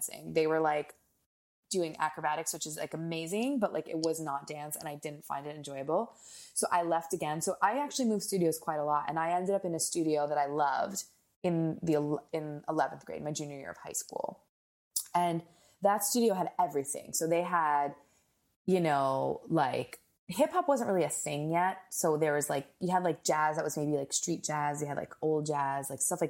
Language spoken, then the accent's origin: English; New Jersey, United States; I grew up in New Jersey